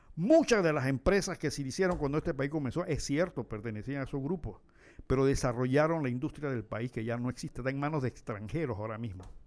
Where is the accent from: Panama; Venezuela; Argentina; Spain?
Panama